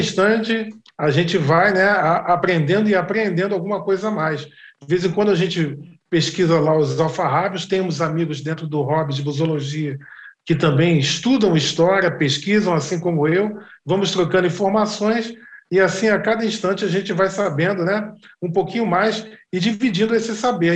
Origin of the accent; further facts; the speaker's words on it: Rio de Janeiro, Brazil; eu sou carioca, sou filho de carioca com pernambucana